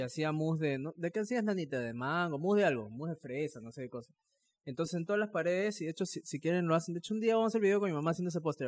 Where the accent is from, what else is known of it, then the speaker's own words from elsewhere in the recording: Chimbote, Ancash, Peru; cuando era chiquito, cuando estábamos en Chimbote, íbamos a la playa